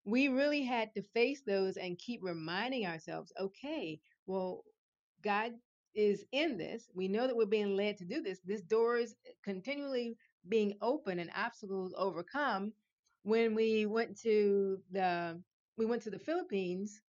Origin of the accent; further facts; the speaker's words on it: Richmond, Virginia, United States; moved away as an adult; I'm originally from Richmond, Virginia